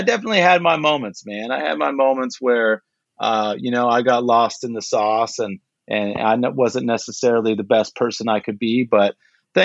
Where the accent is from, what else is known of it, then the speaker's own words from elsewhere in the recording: Pico Rivera, California, United States; I grew up in Pico Rivera. Basically, it's outskirts of East